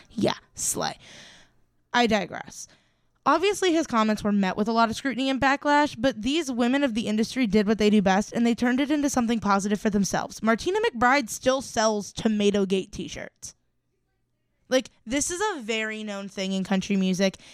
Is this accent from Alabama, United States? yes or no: no; Ohio, United States; I'm from Ohio